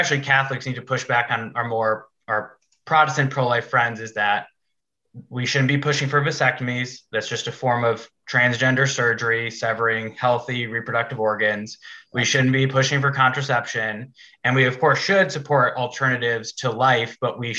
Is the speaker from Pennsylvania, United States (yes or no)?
no; Illinois, United States; now in Indiana, United States; I live in Indiana. I got to a red state after growing up in Illinois